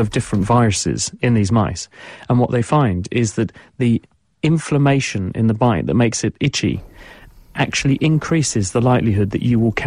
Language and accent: English; Cambridge, East of England, United Kingdom; I'm from Cambridge, which was one of the few places in the UK that voted against leaving the European Union last night